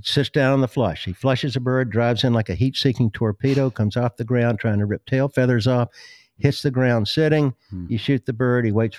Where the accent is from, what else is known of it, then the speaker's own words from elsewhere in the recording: the South, United States; When I was a kid growing up in the South, there were no hockey teams.